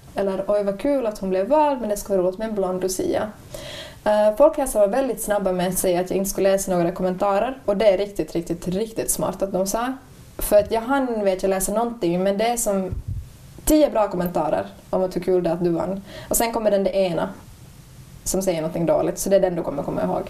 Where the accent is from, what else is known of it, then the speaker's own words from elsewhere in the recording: Ostrobothnia, Finland; jag är från Österbotten